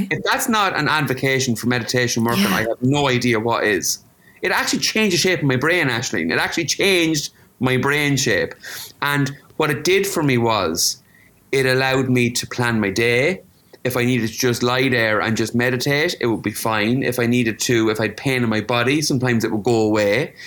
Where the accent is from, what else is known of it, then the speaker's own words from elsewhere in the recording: Ireland; there are things that we can celebrate with this globalization where we can bring the diversity we bring as Irish people to different cultures.